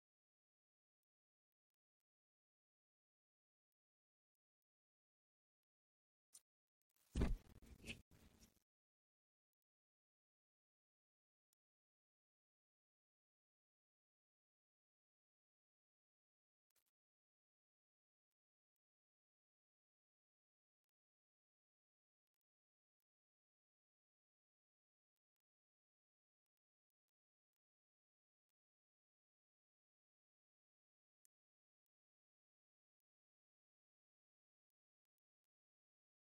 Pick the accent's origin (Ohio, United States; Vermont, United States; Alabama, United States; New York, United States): Vermont, United States; moved away; coming from growing up in Vermont